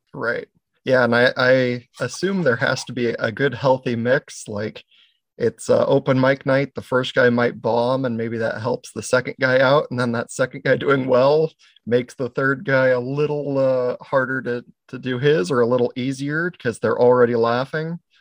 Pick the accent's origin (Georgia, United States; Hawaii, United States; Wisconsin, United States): Hawaii, United States; Maui; also born or lived in Oregon; now in Pacific Northwest, United States; I was born in Oregon, but I was raised in Hawaii